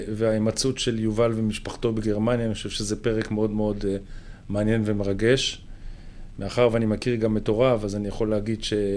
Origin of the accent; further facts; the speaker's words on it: Haifa, Haifa District, Israel; גדלנו יחד בחיפה